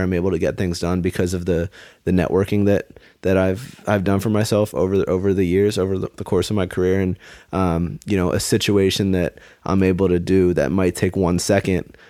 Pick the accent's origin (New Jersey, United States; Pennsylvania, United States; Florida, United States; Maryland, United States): Maryland, United States; I grew up in Maryland.